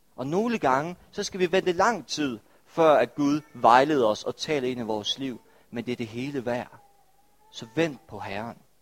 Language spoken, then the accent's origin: Danish; Denmark; vi som danskere er en, er en del af en anti-ventekultur